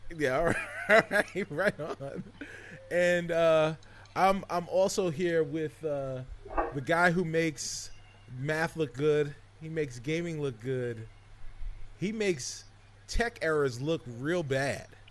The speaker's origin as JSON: {"language": "English", "town": "New York City", "region": "New York", "country": "United States", "said": "I'm from the Bronx"}